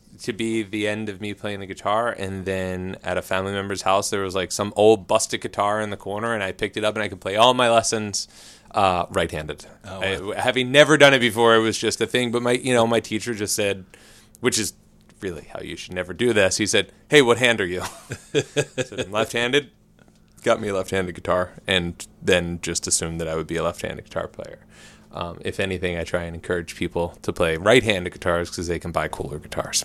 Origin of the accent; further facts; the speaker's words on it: Philadelphia, Pennsylvania, United States; I grew up in Northeast Philly